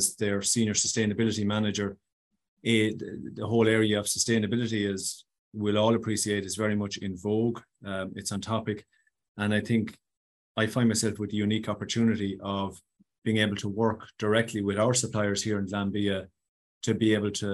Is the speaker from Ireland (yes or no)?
yes; Loughmore-Castleiney, Tipperary, Munster, Ireland; I'm a proud Tipperary man from a great parish in mid-Tip called Lochmore Castellini, nestled nicely between Templemore and Thurles.